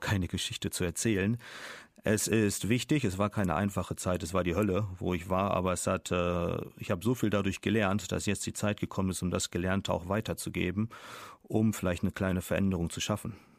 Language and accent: German; Germany; moved away as an adult; also born or lived in China; als Deutscher